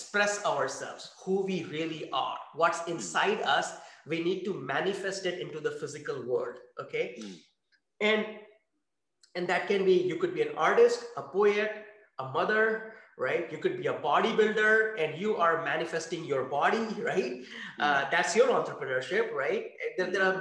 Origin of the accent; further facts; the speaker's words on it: India; moved away as an adult; also born or lived in France; now in Redwood City, United States; I grew up in India